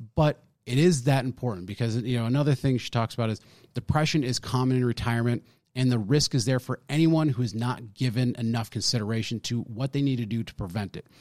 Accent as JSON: {"language": "English", "region": "California", "country": "United States", "tie": "born or raised there", "also_born_or_lived": "Arizona", "moved": "yes", "lives_now": "Texas, United States", "said": "I'm born and raised in California, and then I, so, and then I moved to Arizona"}